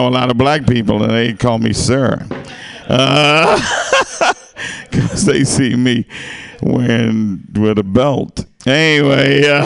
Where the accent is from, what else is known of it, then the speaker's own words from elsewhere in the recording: Arkansas, United States; my hometown, Arkansas.